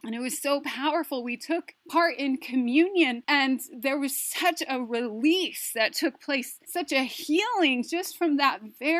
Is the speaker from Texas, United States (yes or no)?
no; Taos Pueblo, New Mexico, United States; we are First Nations. We are from Taos Pueblo, which is the oldest inhabited village in North America.